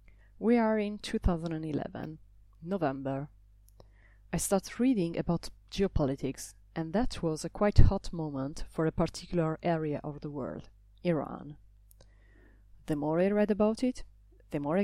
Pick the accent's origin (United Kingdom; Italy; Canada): Italy; moved away as an adult; now in Brussels, Belgium; I come from Italy. I live in Brussels